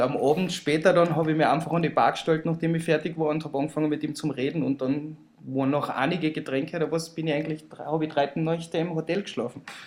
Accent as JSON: {"language": "German", "town": "Villach", "region": "Carinthia", "country": "Austria", "said": "Und außerdem komme ich auch aus Villach"}